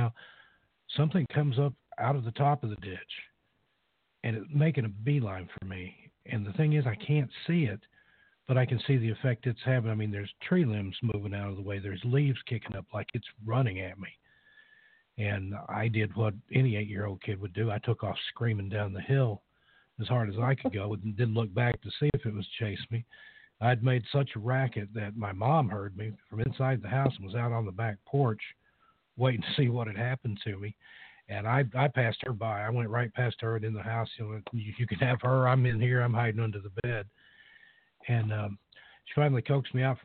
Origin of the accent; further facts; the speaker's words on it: East Tennessee, United States; I grew up in the East Tennessee hills.